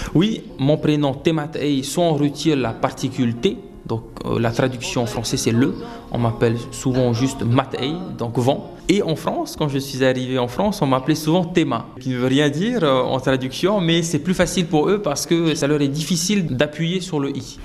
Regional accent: Windward Islands, French Polynesia; born or raised there; moved away; also born or lived in Austral Islands

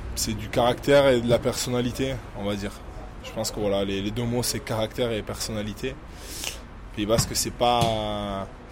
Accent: Saint-Pée-sur-Nivelle, Nouvelle-Aquitaine, France; moved away as an adult; also born or lived in Bayonne; now in Toulon, France; c'est ma terre natale, je suis né là-bas, j'ai grandi là-bas, j'ai tout fait là-bas, j'ai tout fait au Pays Basque

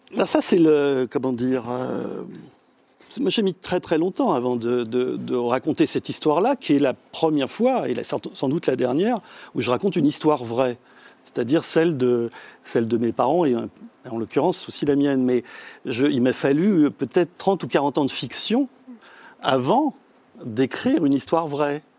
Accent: France; first language French; moi je suis né en France, donc euh, je suis le seul de, ma fratrie à être né en France, ce qui fait que la, langue française m'a été donnée à la mmh. naissance.

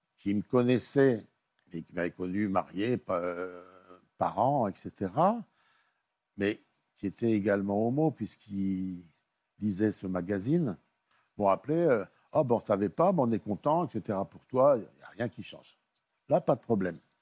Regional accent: Nord, Hauts-de-France, France; je suis originaire du Nord et j'habitais donc une petite ville

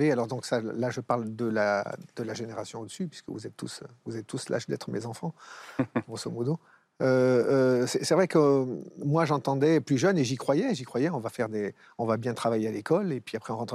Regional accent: Algeria; now in Thiers, France; Quand on est algérien, on est algérien. Il n'y a, pas besoin d'aller en Algérie.

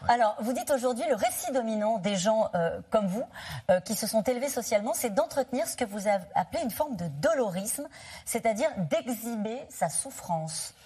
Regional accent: France; on est français

